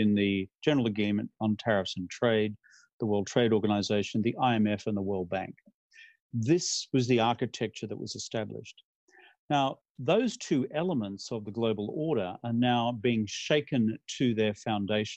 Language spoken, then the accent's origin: English; Australia; I'm from Australia